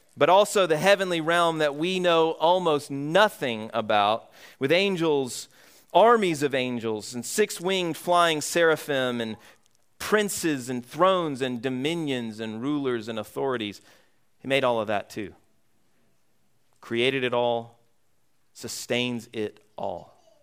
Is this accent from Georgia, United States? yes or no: yes; Atlanta, Georgia, United States; now in Vermont, United States; Growing up in Georgia, I grew up in, uh, metro Atlanta area.